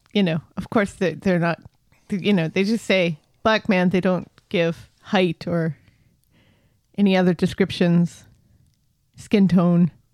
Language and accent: English; United States; I'm American